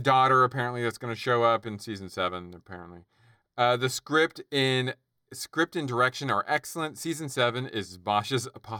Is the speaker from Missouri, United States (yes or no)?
no; Philadelphia, Pennsylvania, United States; we're both from Philly. She's from Lower Merion. I'm Haverford School.